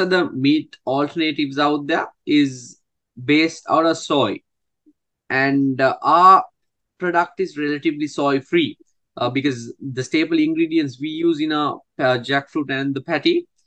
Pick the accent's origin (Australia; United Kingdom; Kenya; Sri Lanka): Sri Lanka; growing up in Sri Lanka